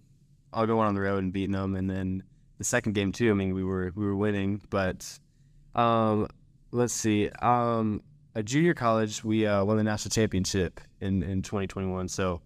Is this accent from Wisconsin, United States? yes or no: no; Frisco, Texas, United States; So I am from Frisco, Texas. I went to Frisco Independence High School for 3 years, and then senior year I moved to Prosper.